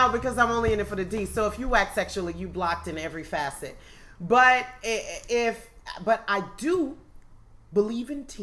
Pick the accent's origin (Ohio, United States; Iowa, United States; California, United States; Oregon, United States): California, United States; Oakland; I'm from East Oakland